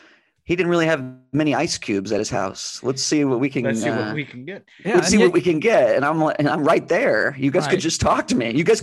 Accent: Pennsylvania, United States; Yeah, we grew up in different times in Pennsylvania.

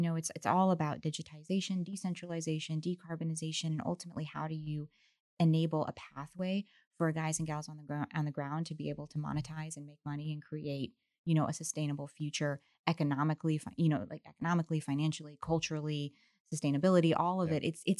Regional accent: Virginia, United States; yeah, I'm originally from Virginia, but I've lived down of all over. But I will just say, though, Texas has been incredible.

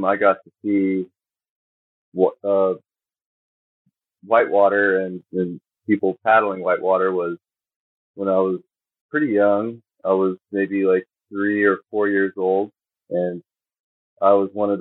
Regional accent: East Coast, United States; also born or lived in West Virginia; I was born in West Virginia and grew up in generally the East Coast

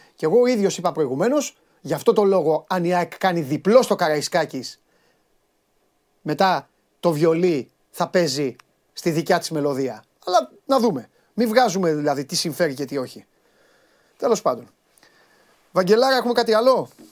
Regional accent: Crete, Greece; στα μέρη μας ε, στην ε, Κρήτη

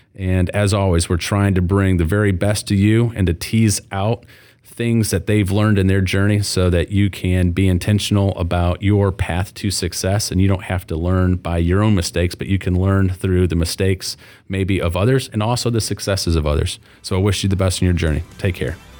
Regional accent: Flint, Michigan, United States; moved away; as a former Flint guy

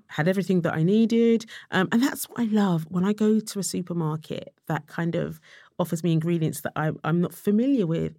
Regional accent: London, United Kingdom; I was from Tottenham

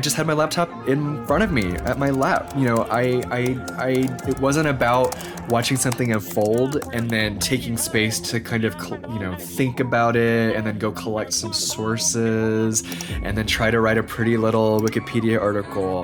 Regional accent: Houston, Texas, United States; now in Portland, United States; I was born in Houston

